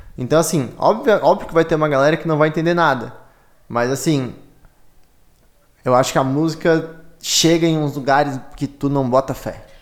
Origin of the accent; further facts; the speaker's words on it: Criciúma, Santa Catarina, Brazil; moved away; eu sou de Criciúma